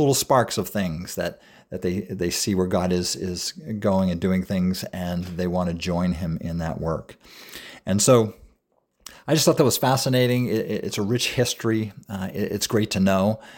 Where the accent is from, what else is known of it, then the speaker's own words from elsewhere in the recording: New England, United States; now in York, United States; as a young, young boy growing up in New England